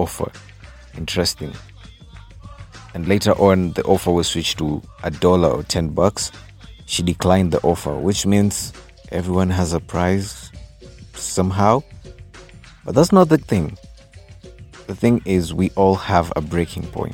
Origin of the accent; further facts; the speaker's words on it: Kenya; I'm Kenyan. I'm true to my Kenyan roots